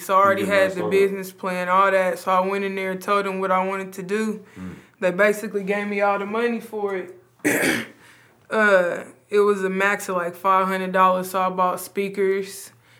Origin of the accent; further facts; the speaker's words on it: Wichita, Kansas, United States; I'm from Wichita, Kansas. Ooh. Born and raised.